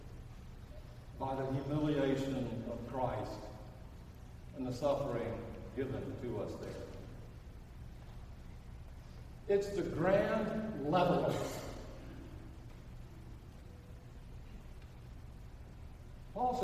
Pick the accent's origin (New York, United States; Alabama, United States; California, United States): Alabama, United States; Birmingham; I'm from Birmingham